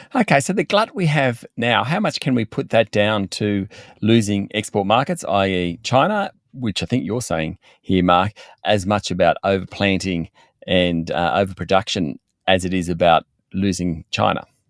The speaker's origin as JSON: {"language": "English", "town": "Orange", "region": "New South Wales", "country": "Australia", "tie": "born or raised there", "said": "my hometown is Orange in central West New South Wales, and when I grew up there, we didn't have a wine industry"}